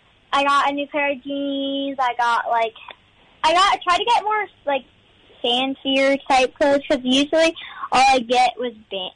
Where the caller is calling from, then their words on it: Texas, United States; I'm calling from Texas.